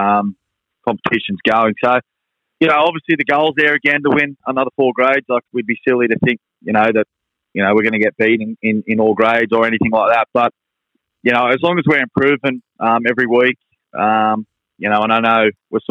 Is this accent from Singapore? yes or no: no; Central Coast, New South Wales, Australia; I was born and raised on the Central Coast. I've lived here my whole life.